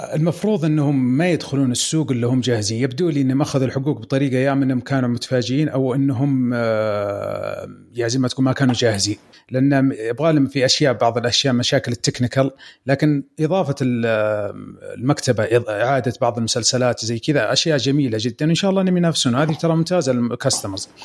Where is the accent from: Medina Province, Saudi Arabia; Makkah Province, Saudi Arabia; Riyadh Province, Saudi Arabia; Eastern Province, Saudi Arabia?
Eastern Province, Saudi Arabia; عندنا في الشرقيه